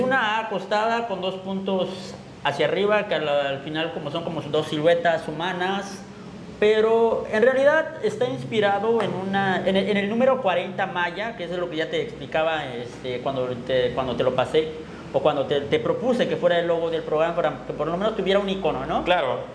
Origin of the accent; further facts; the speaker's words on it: Chiapas, Mexico; el indígena Tzotzil